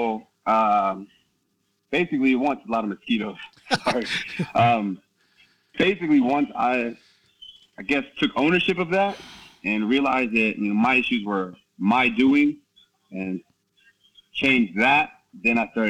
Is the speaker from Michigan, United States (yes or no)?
no; Herndon, Virginia, United States; moved away as an adult; also born or lived in Norway / Ireland / Santa Monica, California; now in Kos, Greece; I grew up in Herndon, Virginia, Northern Virginia